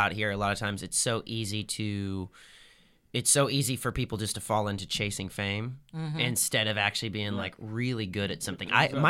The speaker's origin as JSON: {"language": "English", "region": "Southern Illinois", "country": "United States", "moved": "yes", "said": "I'm from Southern Illinois. So like 6 hours south of Chicago."}